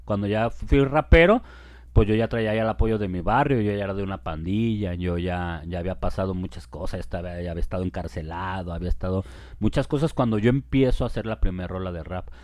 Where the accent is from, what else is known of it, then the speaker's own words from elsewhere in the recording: Guadalajara, Jalisco, Mexico; also born or lived in Chapala; Yo nací en Guadalajara y viví en Guadalajara toda mi niñez y en la adolescencia me fui por allá para Chapala